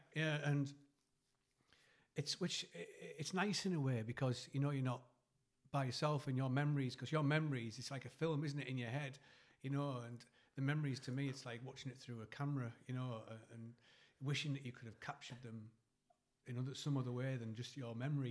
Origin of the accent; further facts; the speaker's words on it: Eston, North East England, United Kingdom; I moved from from Eston in like third year senior